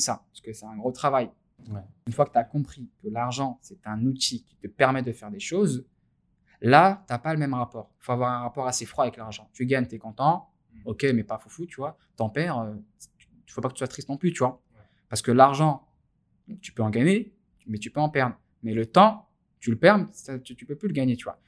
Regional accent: France; en tant que Français, alors en tant que musulman français

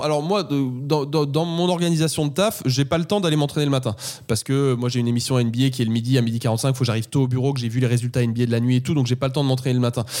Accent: Paris, Île-de-France, France; je suis parisien. À Paris, on commence la journée de taf un peu plus tard qu'en province

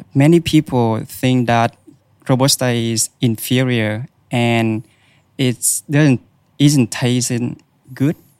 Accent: Vietnam; moved away as an adult; now in Australia; in Vietnam, where I, I was born and raised

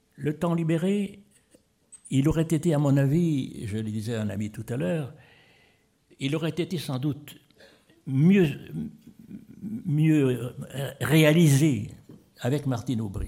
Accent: Épinal, Grand Est, France; je suis d'Épinal

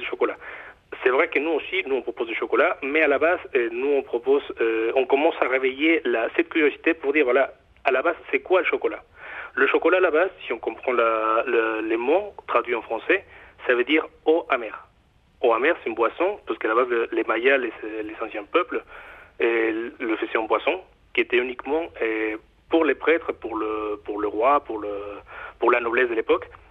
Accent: Mexico; accent: Mexican; French is a second language; now in Nantes, France; mon accent, euh, moi je suis mexicain d'origine.

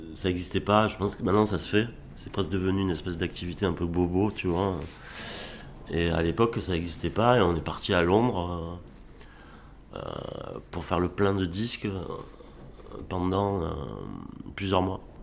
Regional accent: Arles, Provence-Alpes-Côte d'Azur, France; also born or lived in Avignon; now in Gard, France; je suis né à Arles, mais oui, je, ça fait pas mal d'années que, que je, vis ici dans le Gard.

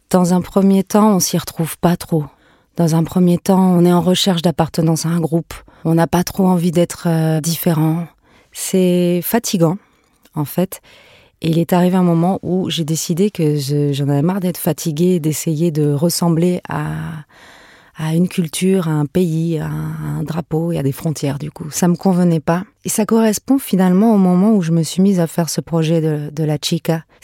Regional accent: Paris, Île-de-France, France; born there; also born or lived in Venezuela; Moi, je suis née à Paris, mais j'avais à peine quelques mois quand on est parti au Venezuela. Et euh, j'ai fait mes premiers pas là-bas. On est rentré en France et on est reparti au Venezuela et rentré, reparti.

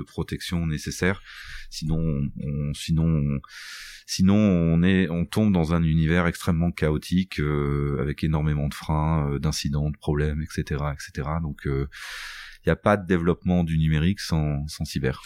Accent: Boulogne-sur-Mer, Hauts-de-France, France; je suis né, et j'habite à Boulogne-sur-Mer, enfin dans la région de Boulogne-sur-Mer

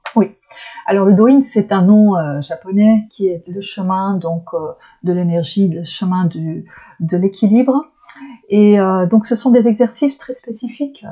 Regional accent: Flanders, Belgium; French is a second language; moved away as an adult; je suis belge donc vous avez déjà pu entendre parfois des drôles de de couacs parce que je, je suis du côté flamand donc, euh, je viens du côté flamand, du nord de la Belgique, et ça, ça parle flamand

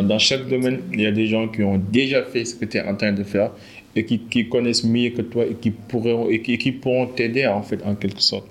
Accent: Senegal; on est des Sénégalais

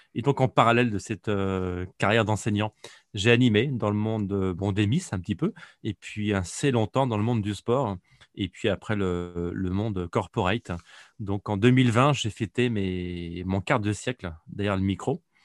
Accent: Nantes, Pays de la Loire, France; je suis un Nantais d'origine

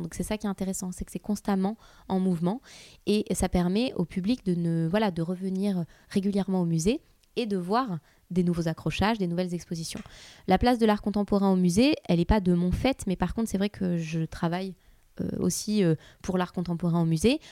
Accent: Nice, Provence-Alpes-Côte d'Azur, France; moved away; also born or lived in Paris; je suis, suis euh, juste d'à côté de Nice. Je suis niçoise d'origine.

